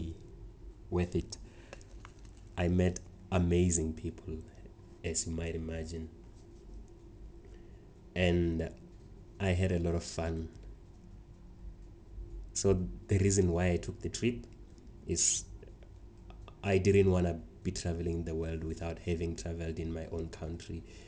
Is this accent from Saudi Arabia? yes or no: no; South Africa; I'm a South African.